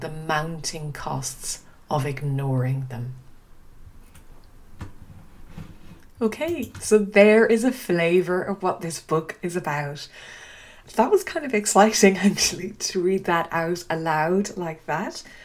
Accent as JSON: {"language": "English", "town": "Dingle", "region": "Munster", "country": "Ireland", "tie": "born or raised there", "also_born_or_lived": "Australia / Uganda / Kenya / Switzerland", "first_language": "English", "moved": "as an adult", "lives_now": "Oxford, United Kingdom", "said": "I grew up on the Dingle Peninsula in a small town tucked away at the edge of the Atlantic"}